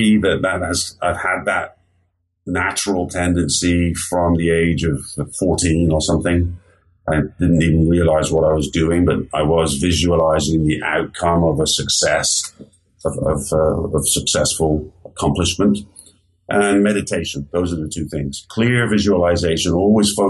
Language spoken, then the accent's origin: English; England, United Kingdom; moved away as an adult; now in United States; I grew up in England